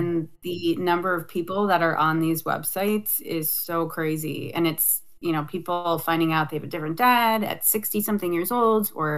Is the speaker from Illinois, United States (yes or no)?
no; Summit, New Jersey, United States; also born or lived in Union, New Jersey; I grew up in Summit.